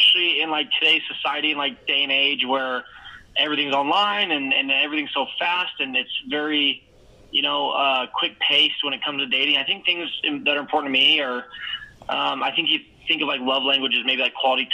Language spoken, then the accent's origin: English; Canada; now in Salt Lake City, United States; originally from Canada, but I currently live in Utah, in Salt Lake City